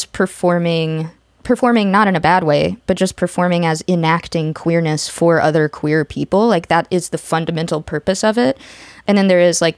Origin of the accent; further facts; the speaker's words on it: the South, United States; growing up in the South and being in, like, a largely Republican family